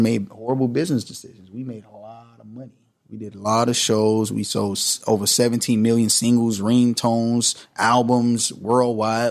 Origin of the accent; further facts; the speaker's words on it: Miami Gardens, Florida, United States; moved away; Karis City. It's in Miami